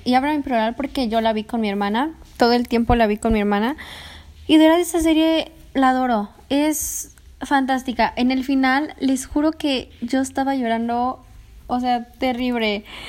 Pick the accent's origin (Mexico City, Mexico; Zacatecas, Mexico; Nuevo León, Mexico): Mexico City, Mexico; soy de Ciudad de México